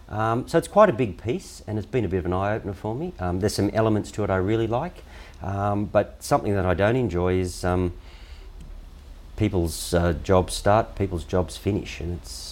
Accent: Canberra, Australian Capital Territory, Australia; I grew up in Canberra

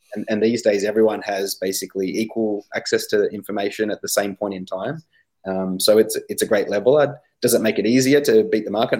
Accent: Australia

